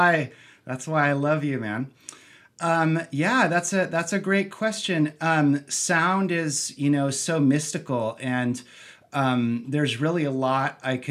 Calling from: Santa Barbara, California, United States; I am calling in from beautiful Santa Barbara, California.

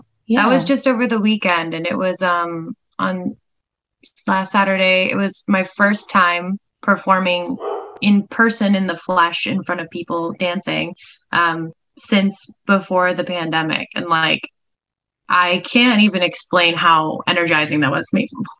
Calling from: Los Angeles, California, United States; Yes, I'm here in sunny LA.

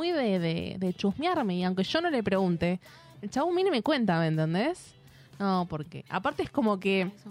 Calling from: San Justo, Buenos Aires Province, Argentina; de San Justo.

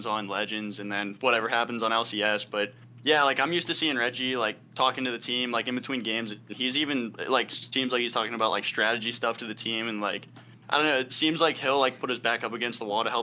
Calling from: Pittsburgh, Pennsylvania, United States; I'm calling from Pittsburgh.

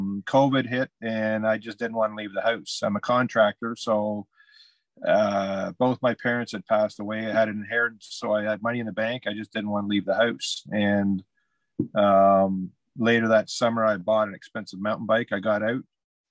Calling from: Glen Huron, Ontario, Canada; It's I'm in a little hamlet called Glen Huron, Ontario, Canada.

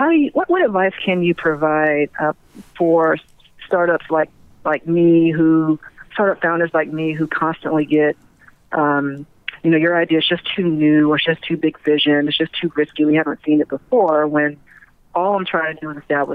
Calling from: Atlanta, Georgia, United States; I'm calling from Atlanta.

